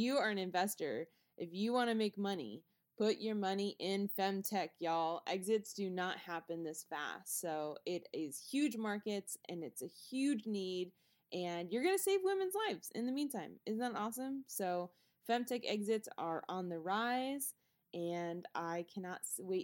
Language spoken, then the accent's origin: English; Houston, Texas, United States; moved away as an adult; now in Raleigh, United States; I'm from Houston